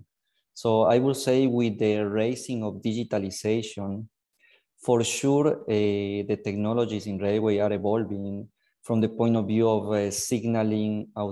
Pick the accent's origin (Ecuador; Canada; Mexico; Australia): Ecuador; moved away as an adult; now in Genoa, Italy; I'm from Ecuador. I was born and raised in Ecuador. I came here in Italy to do my university